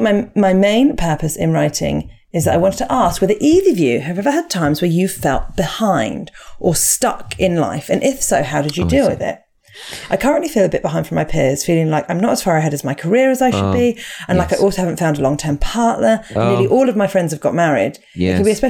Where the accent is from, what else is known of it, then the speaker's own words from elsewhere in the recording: Bristol, South West England, United Kingdom; we're both from Bristol. We actually live between Bath and Bristol, but we have a BS postcode.